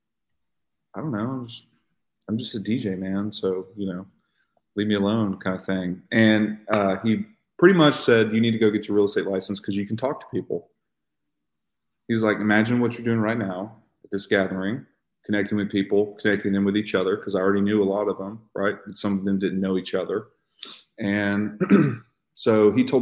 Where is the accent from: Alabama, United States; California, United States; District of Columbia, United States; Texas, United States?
Alabama, United States; Madison; So I'm from Huntsville originally. I grew up in the Harvest Madison area, and I went to Bob Jones High School, which is a large high school here in town